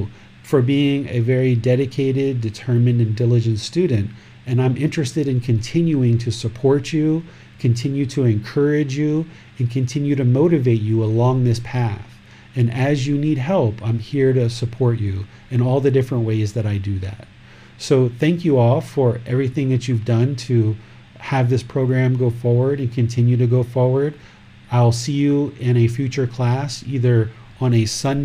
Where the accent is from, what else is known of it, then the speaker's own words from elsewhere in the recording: United States; I grew up in America